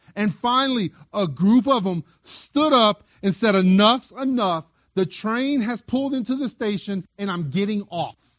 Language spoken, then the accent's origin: English; South Louisiana, United States; now in Las Cruces, United States; I'm originally from South Louisiana.